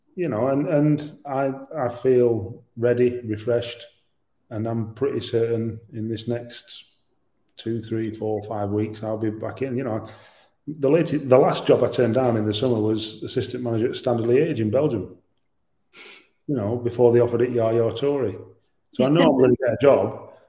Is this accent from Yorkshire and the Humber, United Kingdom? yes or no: yes; Yorkshire and the Humber, United Kingdom; I'm a Yorkshireman.